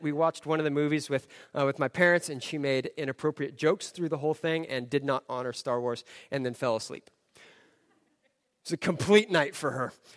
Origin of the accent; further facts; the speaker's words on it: Southern California, United States; I grew up in Southern California.